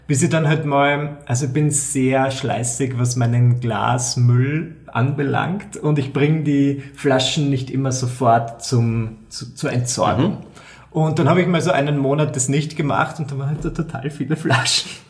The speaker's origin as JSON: {"language": "German", "region": "Burgenland", "country": "Austria", "said": "also ich bin Burgenländer und ich komme so aus einer Gegend, da ist Alkohol trinken einfach so wie, keine Ahnung, wie Salz beim Essen."}